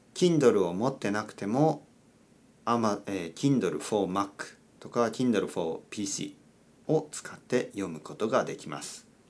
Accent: Kyushu, Oita, Japan; now in Tokyo, Japan; 僕の出身は九州の大分県です。

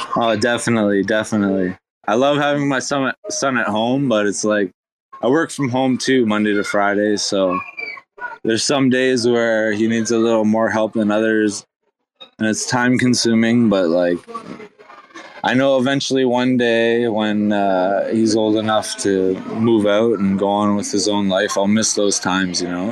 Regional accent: Canada; I'm half Irish, half German, and uh, Caucasian from Canada

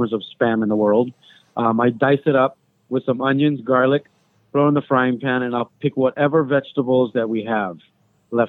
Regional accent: Lanai, Hawaii, United States; when we grew up on Lanai, there was no fast food

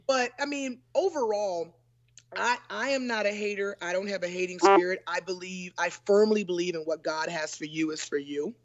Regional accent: Newport News, Virginia, United States; moved away as an adult; also born or lived in Los Angeles, California / Atlanta, Georgia; I grew up in Newport News, Virginia

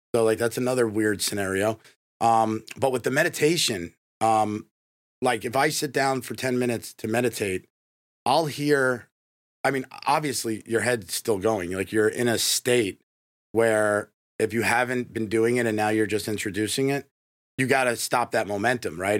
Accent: New York, United States; moved away as an adult; now in Tampa, United States; I grew up in New York

